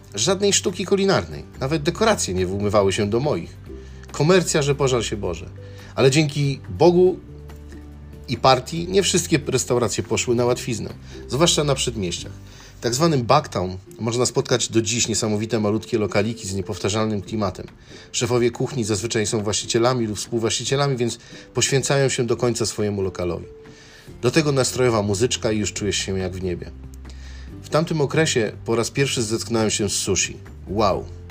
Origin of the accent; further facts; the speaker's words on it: Poland; moved away as an adult; now in Chicago, United States; jestem z Polski